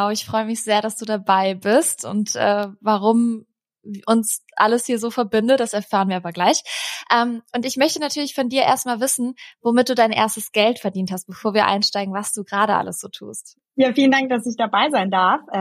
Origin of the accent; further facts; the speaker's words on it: Eschweiler, North Rhine-Westphalia, Germany; Heute nehme ich euch mal ein bisschen mit in meine Heimat. Um genau zu sein, in meiner Heimatstadt Eschweiler. Denn daher komme nicht nur ich